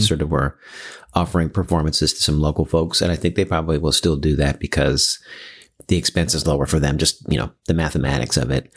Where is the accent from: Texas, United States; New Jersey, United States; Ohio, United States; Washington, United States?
Washington, United States; Seattle; also born or lived in New York; I grew up here in Seattle.